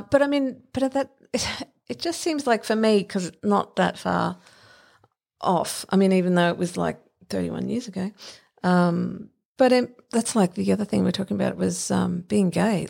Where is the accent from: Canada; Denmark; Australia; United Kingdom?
Australia; Brisbane, Queensland; I lived, I grew up in Spring Hill